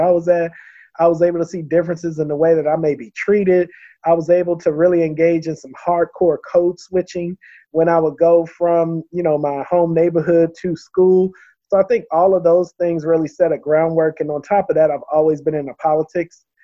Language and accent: English; Baltimore, Maryland, United States; moved away; growing up in Baltimore really did shape me